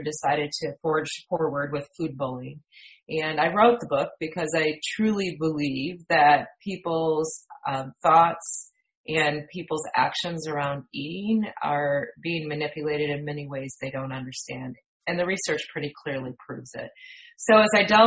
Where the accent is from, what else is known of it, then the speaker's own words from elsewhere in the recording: Michigan, United States; moved away as an adult; also born or lived in West Central Indiana; now in Indiana, United States; I'm originally from Michigan and from a dairy farm, went to Michigan State University